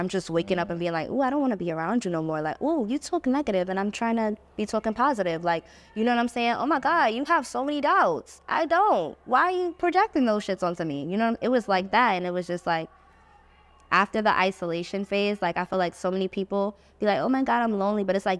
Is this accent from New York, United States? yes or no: yes; New York, United States; It's like, we're from New York.